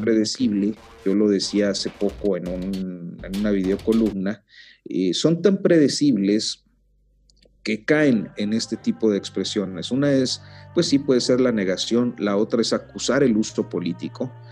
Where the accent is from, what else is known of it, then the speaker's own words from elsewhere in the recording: northern Mexico, Mexico; now in Mexico City, Mexico; soy norteño